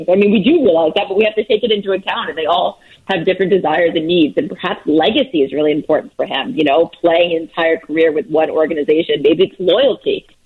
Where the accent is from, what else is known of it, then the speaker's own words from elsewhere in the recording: New Jersey, United States; also born or lived in New York; now in Chicago, United States; I grew up in New Jersey and I lived in New York, and the bagels are superior there. And since I've lived in Chicago